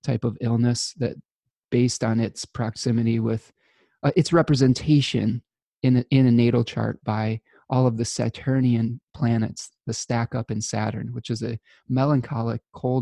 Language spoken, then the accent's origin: English; United States; as an American citizen